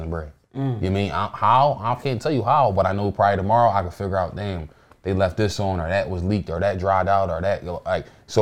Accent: Philadelphia, Pennsylvania, United States; I'm from North, so everything is like North.

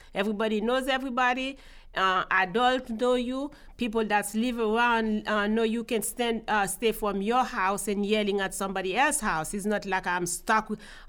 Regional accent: Haiti; moved away as an adult; also born or lived in West Palm Beach, Florida; now in United States; I was raised and born in Haiti.

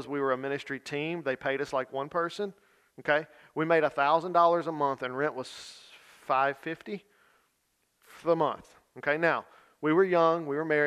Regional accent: Louisiana, United States; I'm from Louisiana

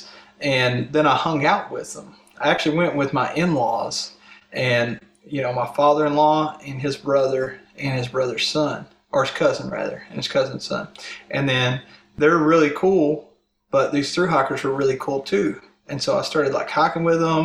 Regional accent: Daniel Boone National Forest area, Kentucky, United States; I grew up in this Daniel Boone National Forest area

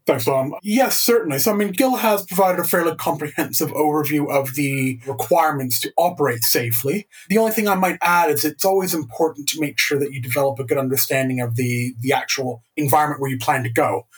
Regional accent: Canada; as a Canadian

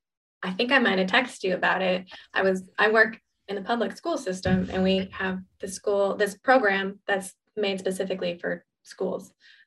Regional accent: Oregon, United States; we're from Oregon, strangely enough. We're back in Oregon.

